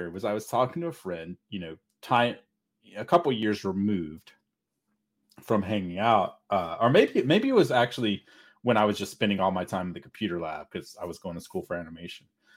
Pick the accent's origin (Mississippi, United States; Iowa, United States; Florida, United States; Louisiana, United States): Mississippi, United States; now in Texas, United States; I grew up in a tiny, I mean, really seriously tiny town in the middle of nowhere. Mississippi, right? Yeah. I mean, I'm from Texas, but my family, my stepdad was from Mississippi. I lived in Mississippi because that's where we moved